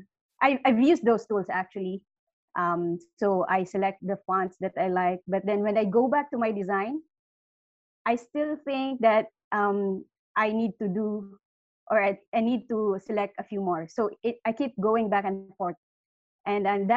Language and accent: English; Philippines; I'm from the Philippines